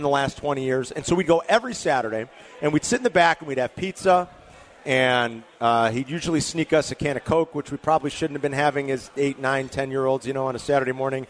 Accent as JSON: {"language": "English", "town": "Berwyn", "region": "Illinois", "country": "United States", "tie": "born or raised there", "also_born_or_lived": "Naperville, Illinois", "said": "We moved away from Berwyn to Naperville when I was 10"}